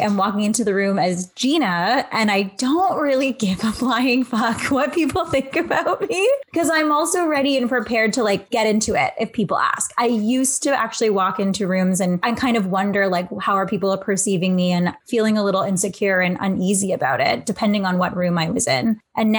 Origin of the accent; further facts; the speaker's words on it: Canada; So I know I'm Filipino and Canadian